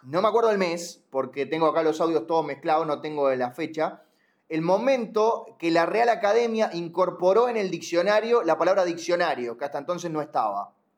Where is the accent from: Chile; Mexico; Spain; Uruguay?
Uruguay; yo como uruguayo